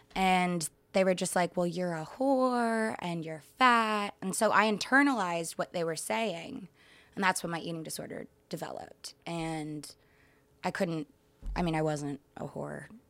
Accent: Dallas, Texas, United States; moved away; I grew up in Texas, Dallas, Texas

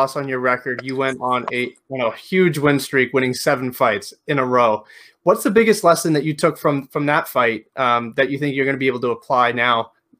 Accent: Spain; now in Canada; I live in Canada. I'm from Spain, living in Canada.

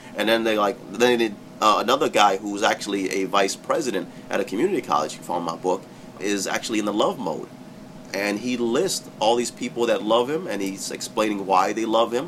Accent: United States; as American Muslim

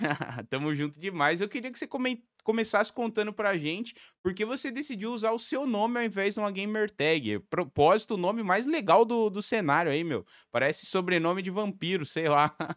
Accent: São Paulo, Brazil; Eu sou de São Paulo, capital

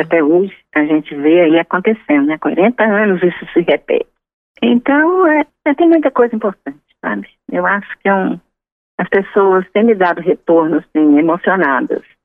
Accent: Minas Gerais, Brazil; Eu sou mineira

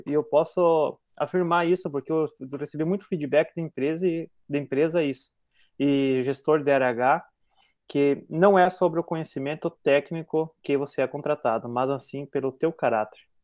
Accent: southern Brazil, Brazil; accent: southern Brazilian, rolling the R; nós do Paraná, Santa Catarina para baixo

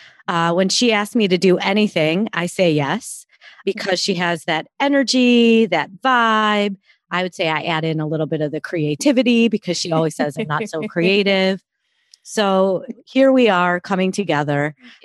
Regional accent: outside of Chicago, Illinois, United States; moved away as an adult; now in Philadelphia, United States; My parents came here to the U.S. in 1970, and I have one brother. So we grew up outside of Chicago. I came to Philadelphia for my postdoc and ended up staying and loving the city.

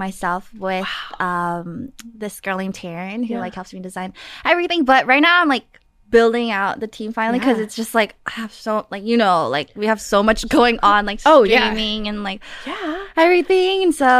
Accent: New York, United States; growing up in New York, like it's really like hustle grind.

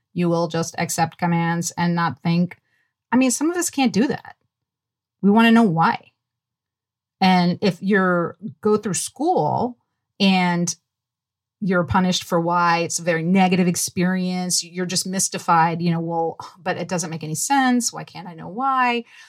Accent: New Orleans, Louisiana, United States; I grew up in New Orleans, Louisiana, and it is very Southern

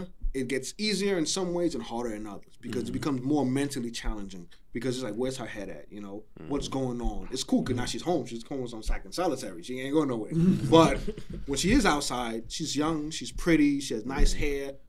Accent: New York City, New York, United States; I'm from Flatbush. I'm from Junction.

